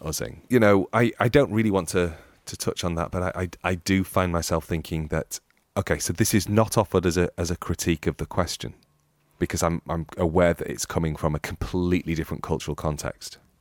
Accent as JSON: {"language": "English", "country": "United Kingdom", "said": "being British"}